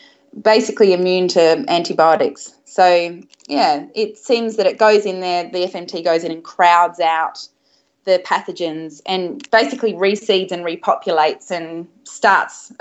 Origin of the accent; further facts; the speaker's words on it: Australia; I was brought up in Australia